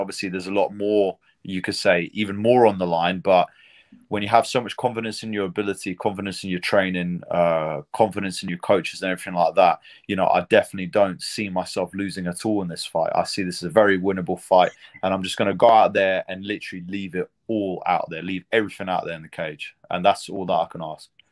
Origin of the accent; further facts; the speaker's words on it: United Kingdom; being a British fighter